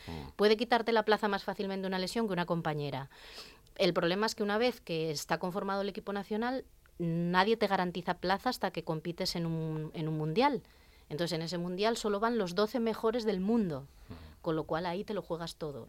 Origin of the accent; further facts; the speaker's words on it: Serín, Asturias, Spain; yo soy de Serín, y allí en el pueblo pues tenía una vecina